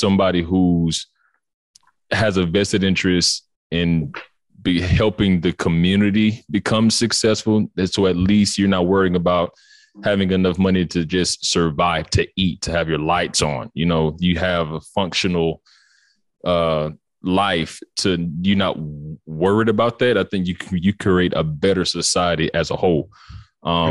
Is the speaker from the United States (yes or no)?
yes; Atlanta, Georgia, United States; I'm from Georgia, Atlanta. And growing up, I was in an impoverished situation